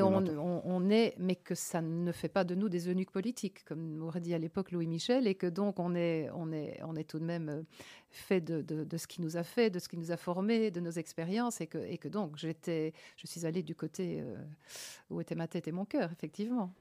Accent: Liège province, Wallonia, Belgium; moved away as an adult; also born or lived in Province of Antwerp / Luxembourg / Brussels; je suis née, je suis à Baleine. C'est près de Meaux et donc près d'Anvers. Jusqu'à cinq 5 ans, j'étais à l'école

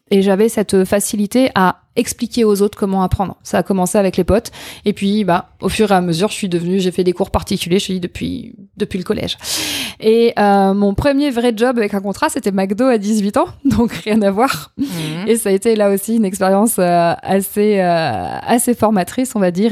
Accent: Châteauroux, Centre-Val de Loire, France; moved away as an adult; also born or lived in Limoges / Occitanie; Je suis née à Châteauroux. Euh, concours de circonstances, indépendant de ma volonté. Euh, j'ai grandi là-bas.

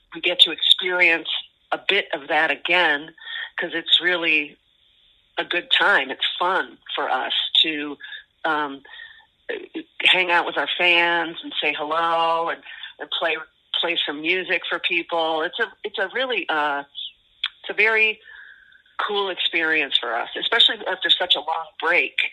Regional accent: Los Angeles, California, United States; we are from Los Angeles, and our band started in 1985

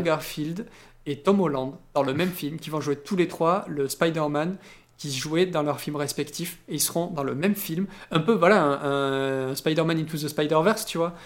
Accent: France; chez nous en France

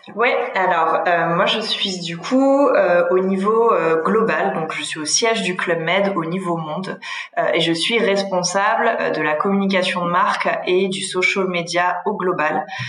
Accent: Aix-en-Provence, Provence-Alpes-Côte d'Azur, France; je suis originaire du sud de la France, du côté d'Aix-en-Provence.

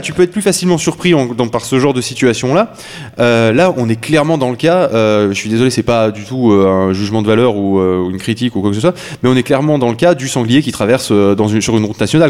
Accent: France; chez nous en France

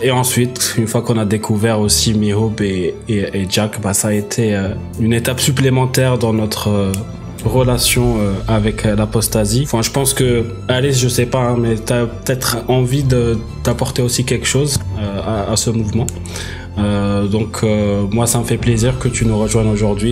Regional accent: Algeria; moved away as an adult; now in France; j'ai déménagé de l'Algérie vers la France euh, à 18 ans

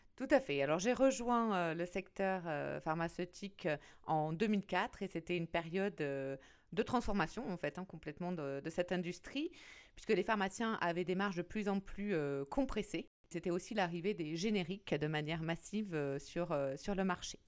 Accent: France; en tant que Français

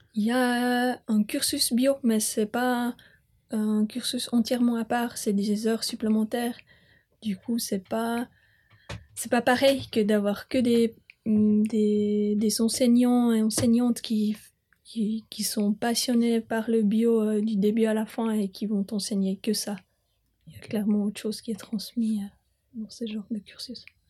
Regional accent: Bern, Switzerland; moved away; J'ai grandi euh, à Bumplitz. je euh, suis citadine

